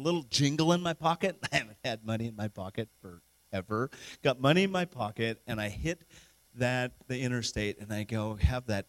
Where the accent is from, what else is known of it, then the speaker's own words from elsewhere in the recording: Wyoming, United States; I'm from Wyoming